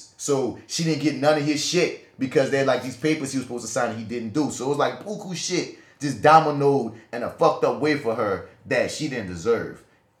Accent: New York, United States; that's so just because I'm from New York.

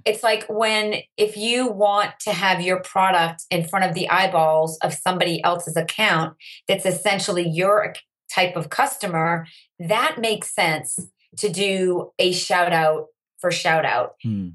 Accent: Andover, Massachusetts, United States; I grew up in Andover, Massachusetts. It's about 20 miles north of Boston

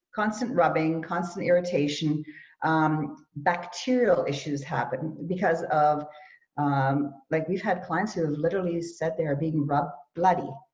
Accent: Canada; born or raised there; also born or lived in Germany

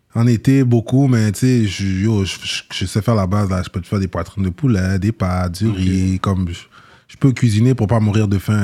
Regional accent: Quebec, Canada; also born or lived in Montréal-Nord; je suis né au Québec, je suis né, j'ai grandi au Québec

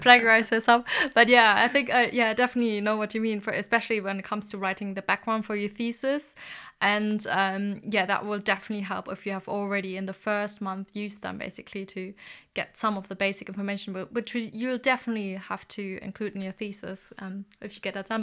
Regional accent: Germany; moved away; I'm originally from Germany

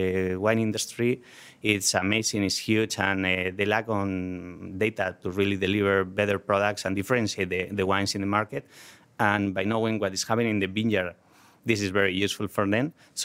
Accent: Spain; English is a second language; Well, when we grew up in vineyards in Spain, so agriculture is very important, was very important in our region.

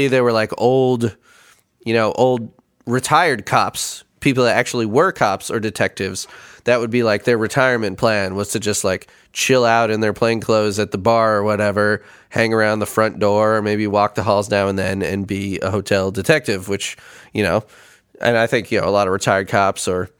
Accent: Chicago, Illinois, United States; moved away; I grew up in Chicago

